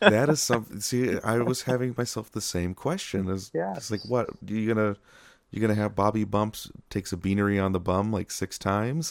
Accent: Rochester, New York, United States; my hometown Kodak

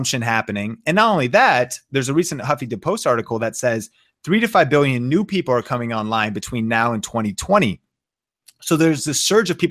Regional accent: Seattle, Washington, United States; I'm from Seattle. My wife and I are both from Seattle

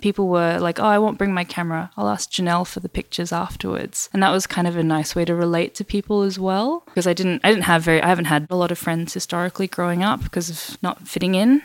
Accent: Perth, Western Australia, Australia; first language English; So I'm originally from Western Australia. Grew up in Perth in the 90s

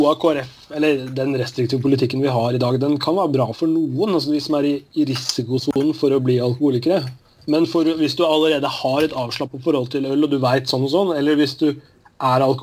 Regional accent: Telemark, Norway; Jeg, jeg vokste opp i Telemark da jeg var yngre.

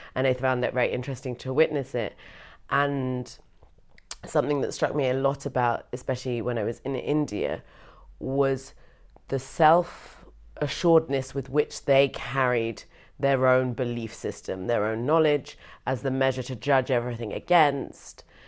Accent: United Kingdom; now in Berlin, Germany; I am British and I am also half white.

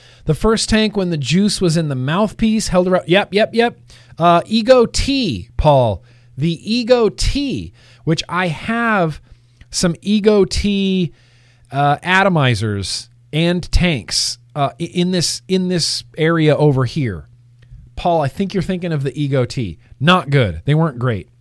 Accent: California, United States; I was born and raised in California

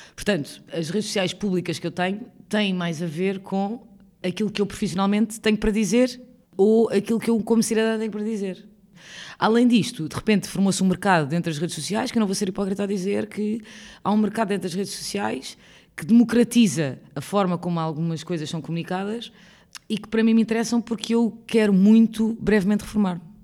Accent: Lisbon, Portugal; nasci em Lisboa a minha vida toda, vivi em Lisboa a minha vida inteira

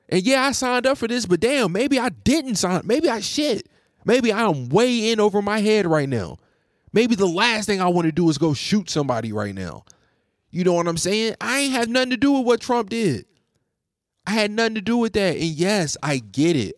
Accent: United States; I'm an American

